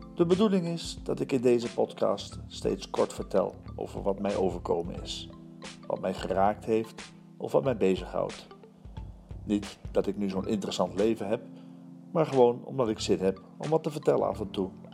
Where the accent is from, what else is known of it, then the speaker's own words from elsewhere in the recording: Antwerp, Flanders, Belgium; also born or lived in Hilversum, Netherlands; Zelf ben ik een geboren Hollander en een getogen Antwerpenaar